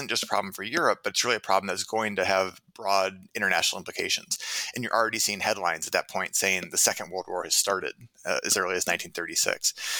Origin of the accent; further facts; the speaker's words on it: Minneapolis, Minnesota, United States; also born or lived in Massachusetts / Rhode Island / Claremont, California / Tempe, Arizona; now in Hanover, New Hampshire, United States; I'm originally from Minneapolis, Minnesota.